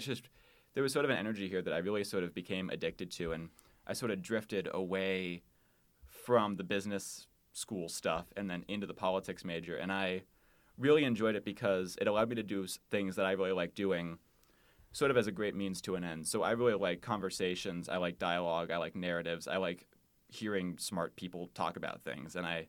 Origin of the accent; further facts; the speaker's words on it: Wheaton, Illinois, United States; moved away as an adult; now in Des Moines, United States; I am from Wheaton, Illinois, which is a suburb of Chicago, about 30 minutes outside of the city.